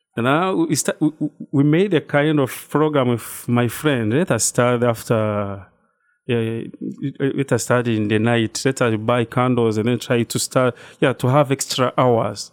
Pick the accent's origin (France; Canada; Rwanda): Rwanda; moved away as an adult; now in New Rochelle, United States; I'm from Rwanda. That's, uh, East Africa region